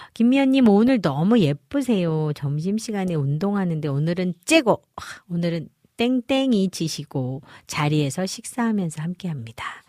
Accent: Goseong, Gangwon, South Korea; 제가 어려서 강원도 고성에서 자라면서

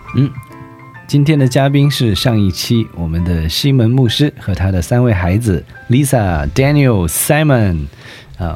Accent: southern China, China; moved away as an adult; now in South Korea; 我是南方人嘛，哦。在我们那儿 四季都一样

